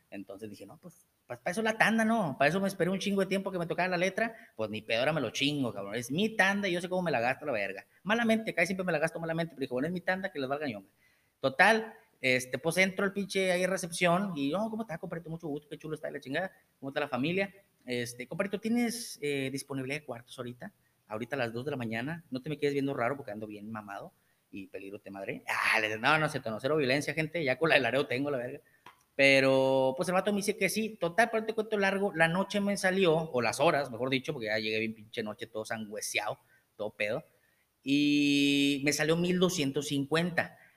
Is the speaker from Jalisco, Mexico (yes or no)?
no; Monterrey, Nuevo León, Mexico; now in Tamaulipas, Mexico; Yo nací en Monterrey.